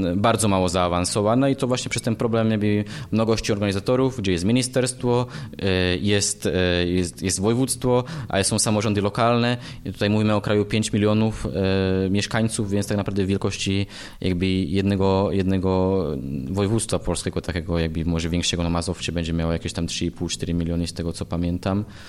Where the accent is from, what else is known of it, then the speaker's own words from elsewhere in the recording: eastern Slovakia, Slovakia; now in Poland; pochodzę ze Słowacji, E, urodziłem się właśnie na wschodzie Słowacji no i od pewnego czasu działam